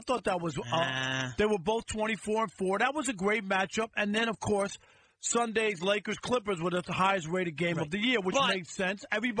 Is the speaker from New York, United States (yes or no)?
yes; New York City, New York, United States; I grew up in New York when only Manhattan had cable and the other four boroughs didn't.